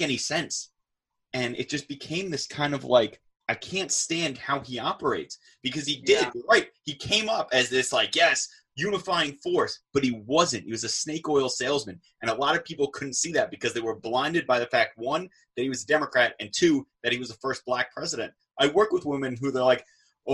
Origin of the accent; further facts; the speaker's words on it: New York, United States; Growing up in New York